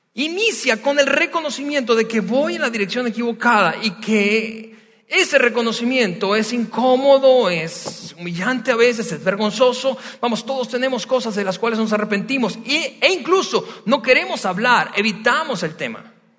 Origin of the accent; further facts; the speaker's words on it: Venezuela; now in Mexico; soy venezolano